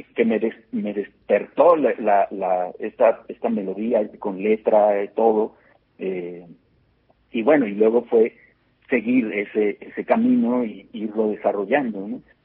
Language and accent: Spanish; Mexico; como latinoamericanos, como mexicanos y latinoamericanos